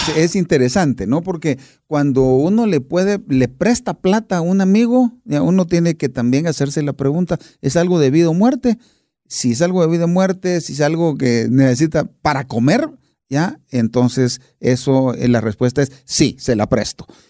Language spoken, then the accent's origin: Spanish; Buenos Aires, Argentina; nací a más o menos unas 15 cuadras de la cancha de Boca